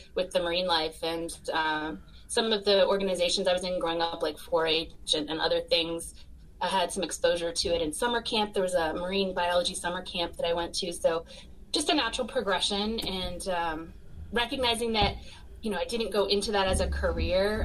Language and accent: English; Florida, United States; growing up in Florida